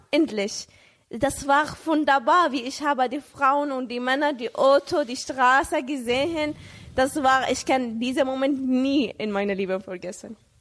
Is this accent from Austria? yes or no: no; Saudi Arabia; German is a second language; moved away as an adult; now in Germany; ich bin in Saudi-Arabien geboren